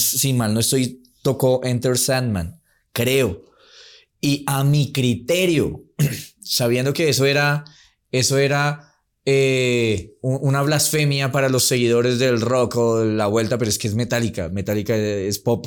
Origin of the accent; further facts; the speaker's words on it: Medellín, Antioquia, Colombia; yo soy de Medellín